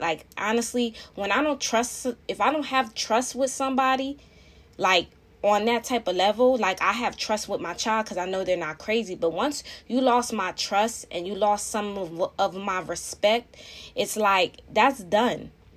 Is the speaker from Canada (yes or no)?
no; Philadelphia, Pennsylvania, United States; I live in the outskirts of Philly, you know, I am from Philadelphia